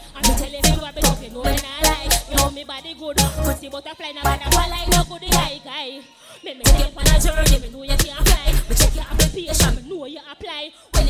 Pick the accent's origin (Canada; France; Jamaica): Jamaica; Kingston, Surrey; May I come straight from Kingston, Jamaica. It's every time me I dance to represent me.